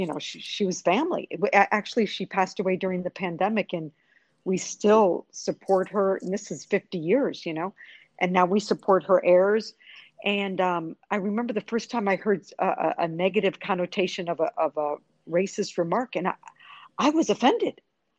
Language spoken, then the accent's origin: English; New York, United States; also born or lived in Virgin Islands; now in Puerto Rico; Well, I've lived in Puerto Rico 31 years, but I was originally from New York, lived in other Caribbean islands, the Virgin Islands